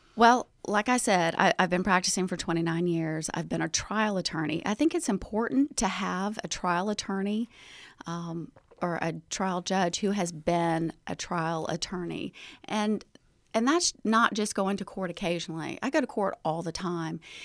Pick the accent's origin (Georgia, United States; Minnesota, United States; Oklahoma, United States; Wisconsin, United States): Georgia, United States; Chamblee; moved away as an adult; now in Athens, United States; I'm from DeKalb County. I grew up, um, at the time it was called Chambly